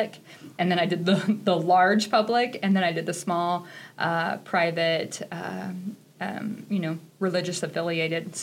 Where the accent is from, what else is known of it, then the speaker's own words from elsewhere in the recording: Tekamah, Nebraska, United States; moved away as an adult; also born or lived in Kentucky / Texas; now in Chadron, United States; I am from Takema, Nebraska. It's a small town in northeast Nebraska